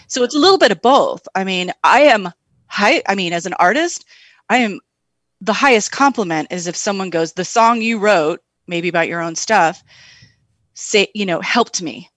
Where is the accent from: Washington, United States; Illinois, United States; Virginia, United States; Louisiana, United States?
Washington, United States; Tri-Cities, Eastern Washington State, United States; moved away; also born or lived in Seattle; I grew up in the Tri-Cities, Eastern Washington State